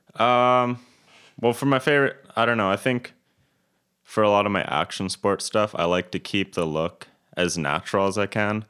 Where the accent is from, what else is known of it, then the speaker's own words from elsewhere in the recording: Kelowna, British Columbia, Canada; I was born and raised in Kelowna.